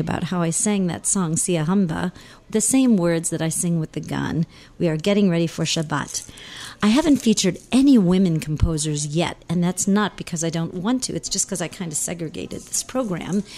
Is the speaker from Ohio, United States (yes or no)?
no; St. Louis, Missouri, United States; moved away; I was in St. Louis, woo, my hometown